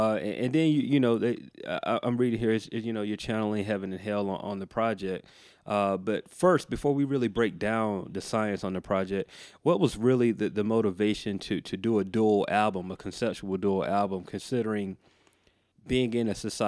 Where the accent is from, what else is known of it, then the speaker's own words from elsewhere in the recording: the Bible Belt, United States; Now, for me, man, growing up in the Bible Belt, like you, anybody say seance, it immediately kind of puts you on guard.